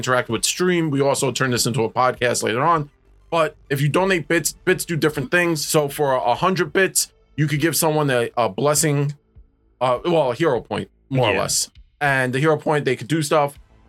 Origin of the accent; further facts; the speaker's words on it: New York City, New York, United States; we are from New York